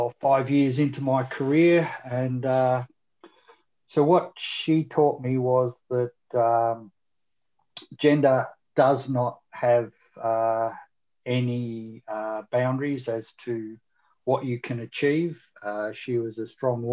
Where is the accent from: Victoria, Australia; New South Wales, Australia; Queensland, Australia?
Victoria, Australia; Country; I grew up in Country Victoria